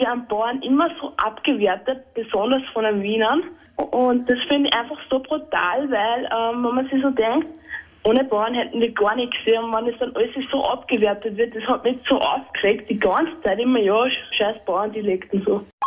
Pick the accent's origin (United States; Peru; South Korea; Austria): Austria; Vienna; Ich bin aus dem schönen Wien